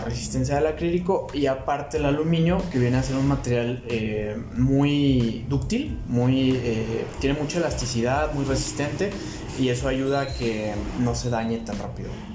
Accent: Guadalajara, Jalisco, Mexico; Yo soy mexicano completamente. Yo nací aquí.

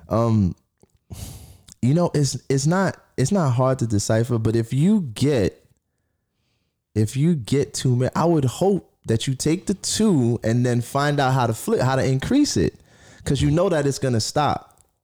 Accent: New York City, New York, United States; I'm a kid from Flatbush. I, I was sharing a, a two bedroom with my sister.

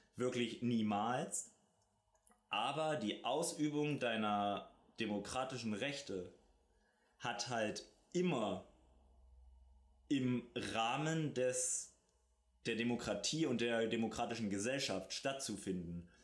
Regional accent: Germany; wir auch als Deutsche

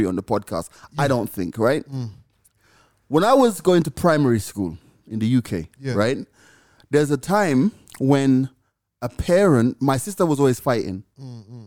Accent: Jamaica; I'm from Jamaica

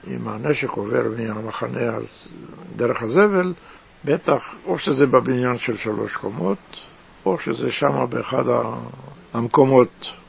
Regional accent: Tel Aviv, Tel Aviv District, Israel; also born or lived in Jerusalem (Old City); now in Rishon LeZion, Israel; נולדתי בירושלים, בעיר העתיקה, גדלתי בנווה צדק

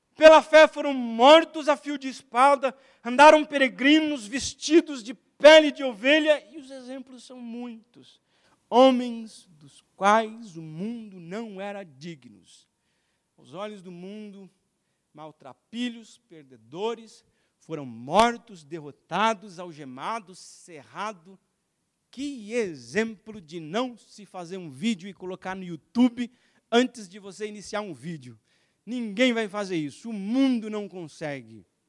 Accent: Alagoas, Brazil; Eu sou lagoano, então eu tenho, vocês não percebem, eu tenho um sotaquezinho.

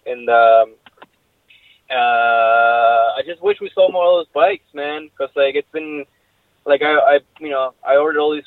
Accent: Argentina; moved away; I grew up in Argentina

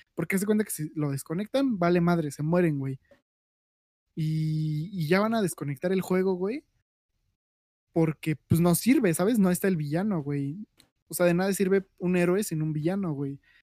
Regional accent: Mexico; yo soy mexicano, todos somos mexicanos aquí

